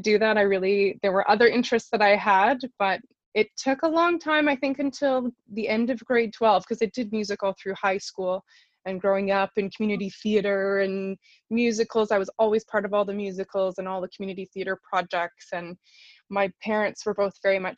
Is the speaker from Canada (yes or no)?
yes; southern Manitoba, Canada; moved away as an adult; now in Toronto, Canada; I'm originally from southern Manitoba. I've been based in Toronto for the last little while, but my roots are back here in Manitoba, and I grew up in the Mennonite choral tradition